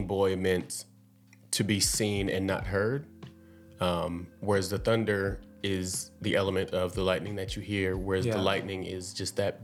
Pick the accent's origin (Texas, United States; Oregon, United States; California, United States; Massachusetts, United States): California, United States; San Bernardino; I am from San Bernardino, California, and I am a fashion designer